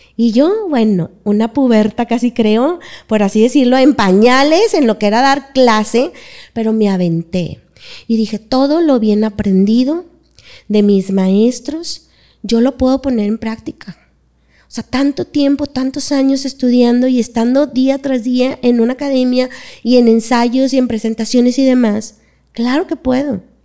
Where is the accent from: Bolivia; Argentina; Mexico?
Mexico; Monterrey, Nuevo León; soy de aquí de Monterrey, toda mi vida estaba aquí